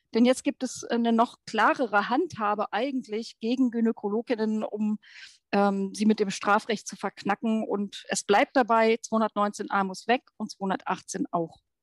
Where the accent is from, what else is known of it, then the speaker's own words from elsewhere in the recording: Brandenburg, Germany; Ich bin 1968 in Brandenburg geboren